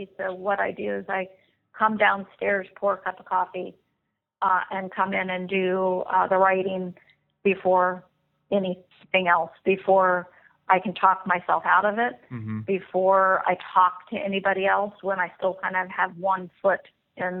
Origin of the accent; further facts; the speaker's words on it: the South, United States; growing up in the South